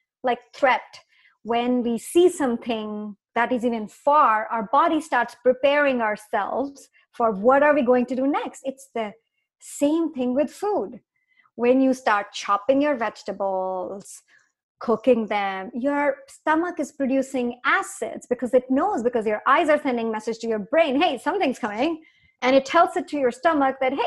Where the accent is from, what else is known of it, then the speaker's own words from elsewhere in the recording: India; moved away as an adult; now in North America; I grew up in India